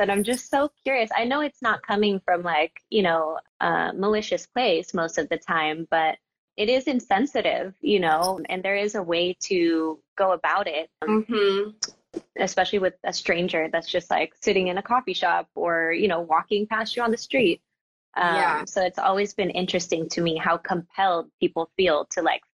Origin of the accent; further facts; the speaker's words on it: Oakland, California, United States; my mom is Russian American, born here in Oakland, California, which is also where I was born and where I am right now